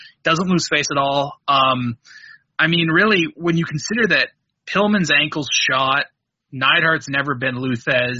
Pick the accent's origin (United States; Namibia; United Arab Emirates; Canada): Canada; I'm a Canadian